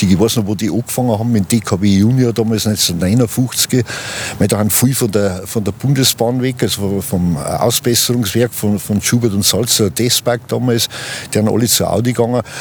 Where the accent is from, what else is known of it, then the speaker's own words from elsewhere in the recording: Ingolstadt, Bavaria, Germany; Ich bin gebürtiger Ingolstädter, ja, gleich nach dem Krieg, also Nachkriegskind, Jahrgang 47. Und habe eigentlich die Stadt im Aufbau gesehen